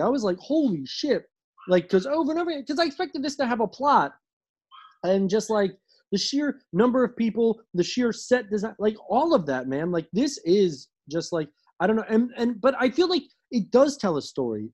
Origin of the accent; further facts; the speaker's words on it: Washington, District of Columbia, United States; my family's been in like like in DC for like over a hundred years